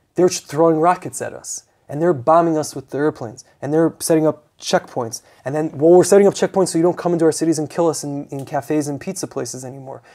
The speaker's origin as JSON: {"language": "English", "country": "United States", "said": "I'm an American"}